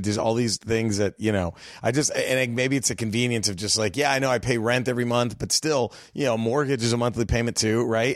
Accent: Dallas, Texas, United States; moved away as an adult; now in Los Angeles, United States; I was born in Dallas. My whole family is from a border town right there in, in Texas

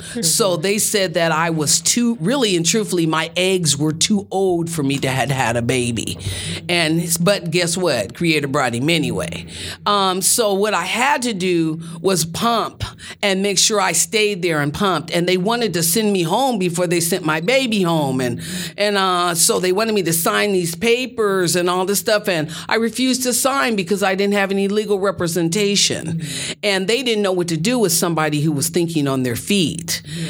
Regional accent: Denver, Colorado, United States; born there; I was born in Denver, Colorado.

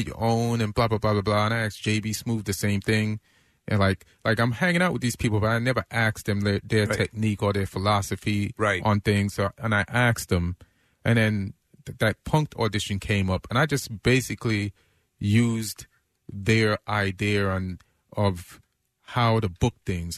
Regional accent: Jamaica; moved away; also born or lived in New York; I'm Jamaican. We got this, like, hard-working work ethic

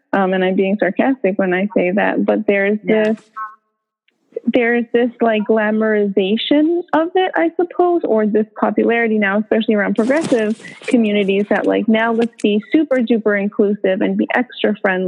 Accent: United States; born there; And I'm American born. So there, I felt this, what I'm going to call it is power. Like, well, I'm American born.

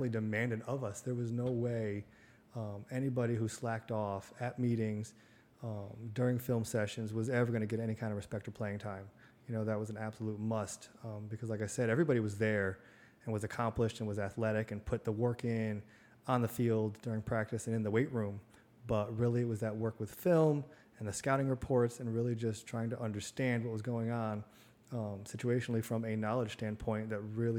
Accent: Connecticut, United States; my hometown. You know, it's a very small, middle America type town, blue collar, on a river in Connecticut

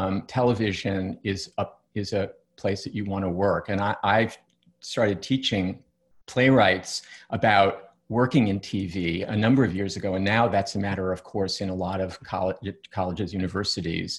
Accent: New York, United States; I grew up in New York and I went to plays in New York

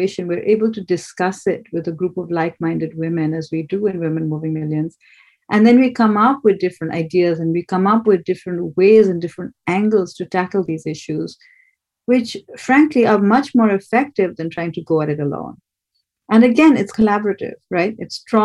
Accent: Kolkata, West Bengal, India; moved away; I grew up in Calcutta

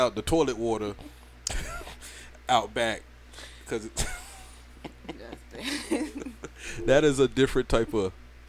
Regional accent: Allen, Georgia, United States; Trust me. I'm from Allen in Georgia, all right?

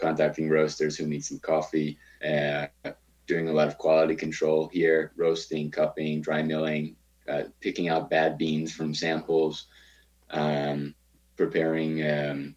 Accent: Baltimore, Maryland, United States; moved away as an adult; now in Bogota, Colombia; I grew up in Baltimore.

